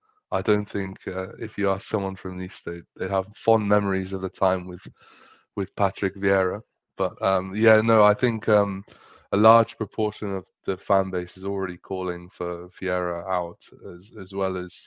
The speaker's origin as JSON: {"language": "English", "area": "Oxfordshire", "region": "South East England", "country": "United Kingdom", "said": "I'm from England. I'm from Oxfordshire"}